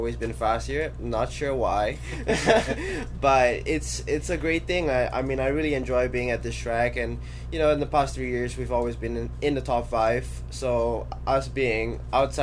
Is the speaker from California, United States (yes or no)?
no; Florida, United States; it's my home state